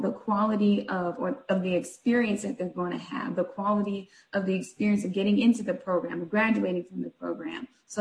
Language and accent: English; San Bernardino, California, United States; also born or lived in Miami, Florida; now in Atlanta, United States; I'm originally from California, Southern California, San Bernardino. I now live in Atlanta with my husband